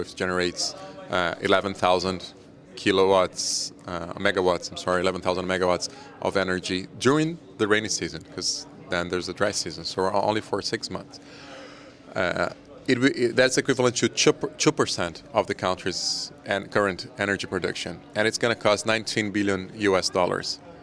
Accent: Brazil; I am from Brazil.

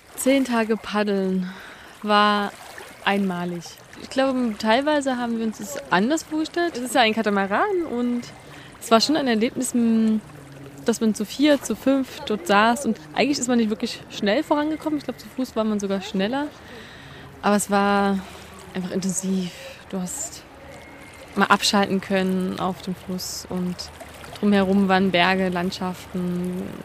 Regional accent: Germany; bei uns in Deutschland

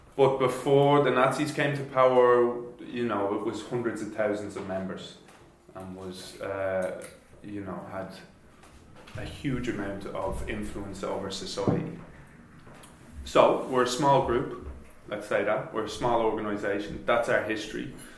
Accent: Ireland; moved away as an adult; now in Germany; I come from Ireland I came here four years ago

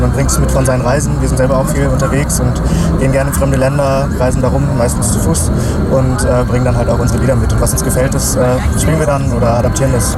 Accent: Hamburg, Germany; ich bin in Hamburg geboren

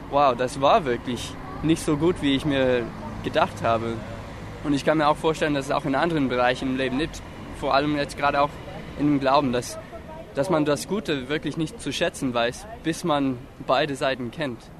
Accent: Florida, United States; Also, ich bin in Florida aufgewachsen und dort ist wirklich viel Feuchtigkeit in der Luft. Und ich bin einfach damit aufgewachsen

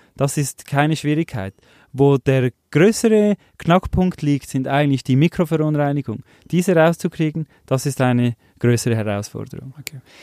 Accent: Switzerland; wir als Schweizer

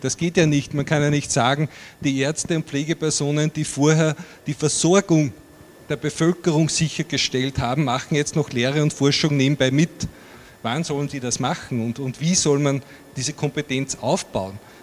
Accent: Upper Austria, Austria; bei uns in Oberösterreich

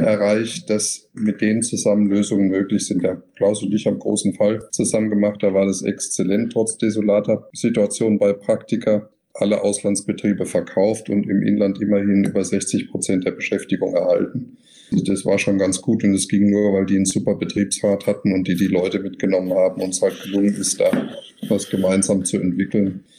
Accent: Germany; bei uns in Deutschland

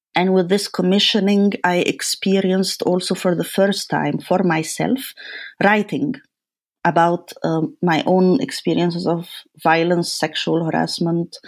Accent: Cairo, Cairo Governorate, Egypt; moved away; as a woman, as a child, and as a woman growing up in Cairo

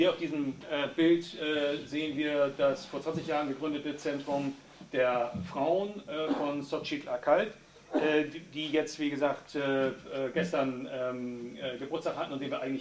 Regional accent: Nicaragua; Ich komme auch aus Nicaragua

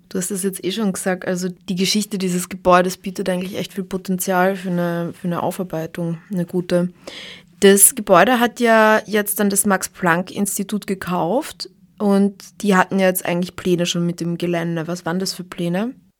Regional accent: Graz, Styria, Austria; bei uns in Graz

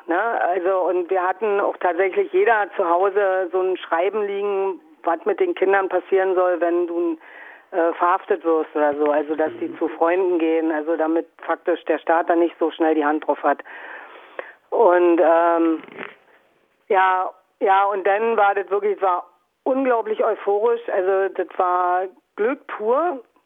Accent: a small town in Brandenburg, Germany; now in Dresden, Germany; bin aus einem kleinen Ort in Brandenburg, also ich bin sagen DDR-Geborene, sozialisiert, aufgewachsen, und nach wie vor auf dem Gebiet.

